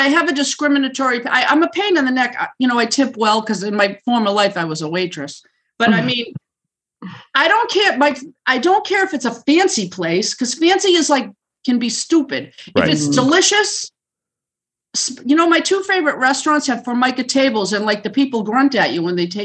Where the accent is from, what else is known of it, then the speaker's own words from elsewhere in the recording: Boston, Massachusetts, United States; I'm a Bostonian